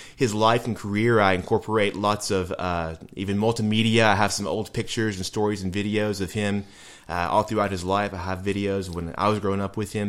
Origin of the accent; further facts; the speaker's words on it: Nashville, Tennessee, United States; I grew up here in Nashville, went to public school here in Nashville